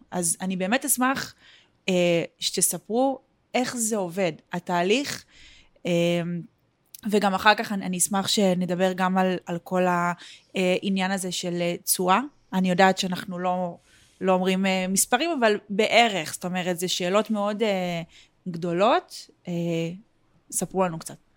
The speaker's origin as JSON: {"language": "Hebrew", "country": "Israel", "moved": "as an adult", "lives_now": "Porto, Portugal", "said": "אנחנו ארבעה ישראלים שגרים בפורטו"}